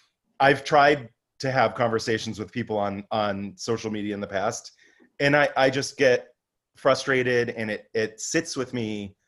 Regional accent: Finger Lakes, upstate New York, United States; moved away as an adult; also born or lived in Adirondacks; now in New York City, United States; where I grew up in the Finger Lakes, it's like, it's corn and cow country. And it's it's definitely Trump country.

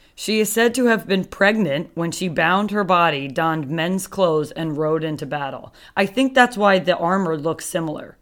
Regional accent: United States; We're just two American girls.

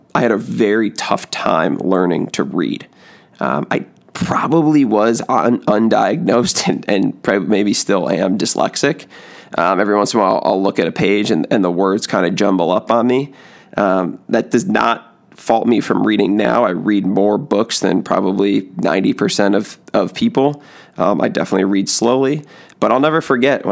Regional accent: Western Springs, Illinois, United States; also born or lived in Chicago, Illinois; I grew up in Western Springs, Illinois, like I said, and had a great, great childhood

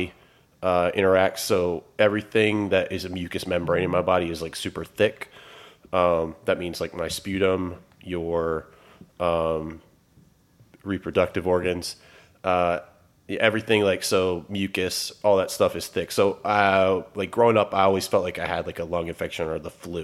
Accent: Newport News, Virginia, United States; moved away as an adult; now in Richmond, United States; I grew up in Newport News, a little bit east of here

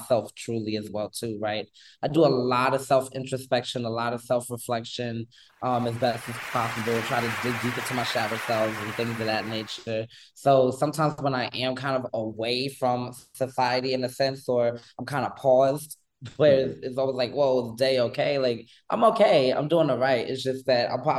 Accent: New York City, New York, United States; I was born and raised in New York City, originally from Brooklyn

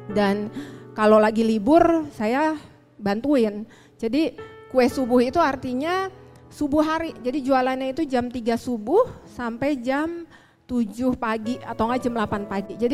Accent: Bandung, West Java, Indonesia; born there; saya dilahirkan di Bandung 44 tahun yang lalu

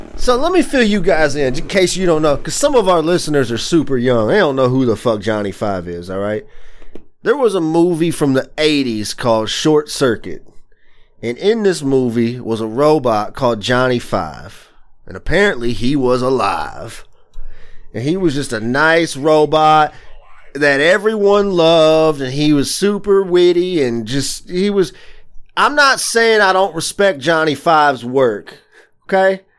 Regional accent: the South, United States; moved away as an adult; now in Michigan, United States; I grew up in the South, so I'm not used to winter conditions. So I moved here in two thousand ten

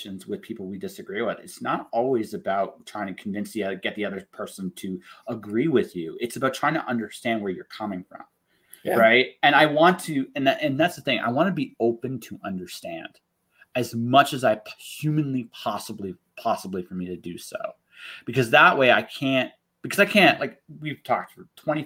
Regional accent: London, Ontario, Canada; now in Calgary, Canada; when I grew up in London, Ontario

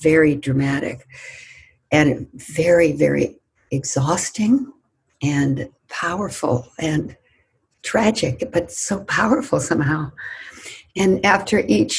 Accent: United States; I was white and from the United States

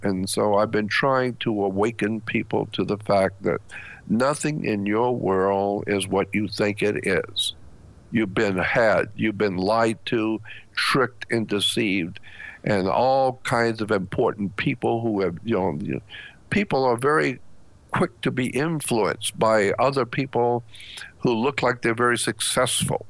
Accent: United States; as an American white man

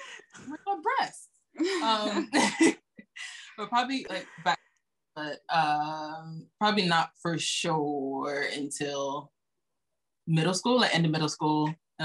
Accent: Florida, United States; I'm 23, and I'm from Florida.

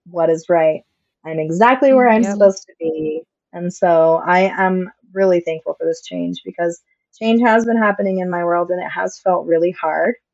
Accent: California, United States; I grew up on the Yurok reservation, but I've been on this path to actually learn my heritage, which is Yaqui Native.

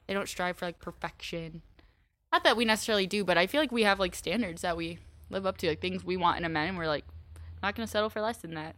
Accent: Iowa, United States; moved away as an adult; now in Chicago, United States; Iowa or University of Iowa's thirty minutes away from my hometown

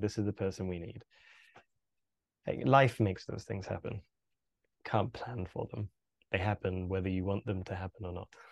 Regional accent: Birmingham, West Midlands, United Kingdom; I was born and bred in the U K, grew up in a, in a city called Birmingham

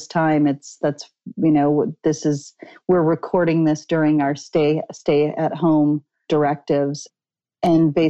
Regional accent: Midwest, United States; also born or lived in Manhattan, New York / Los Angeles; now in Ojai, United States; I grew up in the Midwest as a Lutheran

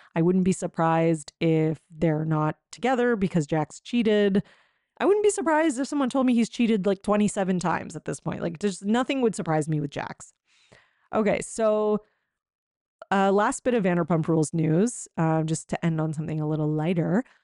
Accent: Canada; I'm Canadian, um, and I don't live in Quebec

